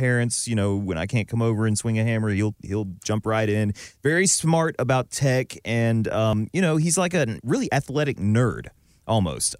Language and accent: English; Georgia, United States; I'm from Georgia